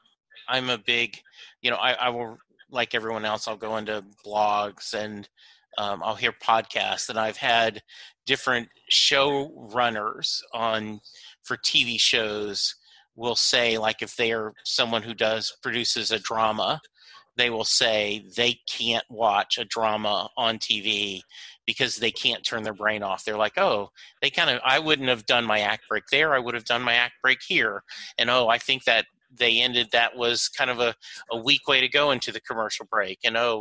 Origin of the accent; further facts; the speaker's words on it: Texas, United States; I was born during the Landry era. Growing up in Texas, it is hard for it not to be in your DNA